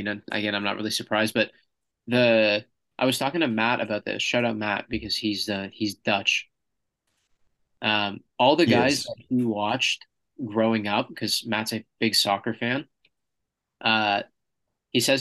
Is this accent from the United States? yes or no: no; Canada; Us Canadians.